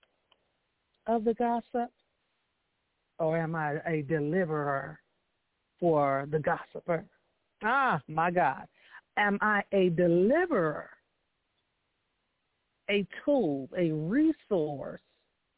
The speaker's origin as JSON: {"language": "English", "town": "Chicago", "region": "Illinois", "country": "United States", "said": "I was from Chicago"}